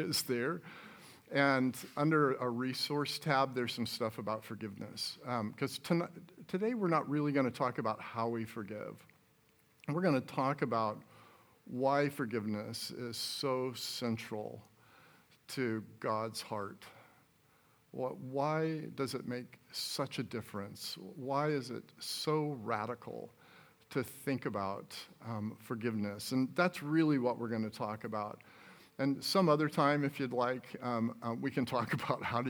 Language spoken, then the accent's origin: English; Phoenix, Arizona, United States; moved away as an adult; also born or lived in Seattle; I grew up here, born and raised in Phoenix.